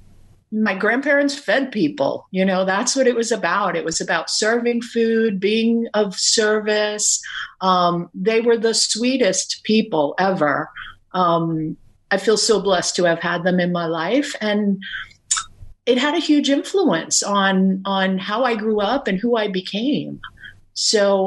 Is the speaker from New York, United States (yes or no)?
yes; New York City, New York, United States; also born or lived in Brooklyn, New York / Staten Island, New York; I was born in Brooklyn, raised in Queens, moved to Staten Island about 30 years ago.